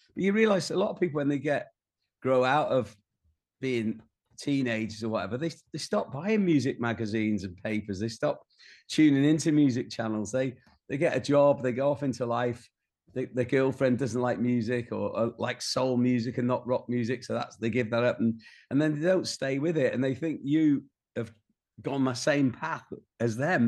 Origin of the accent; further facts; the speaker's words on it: Rhyl, Wales, United Kingdom; moved away as an adult; also born or lived in London; when I was growing up in North Wales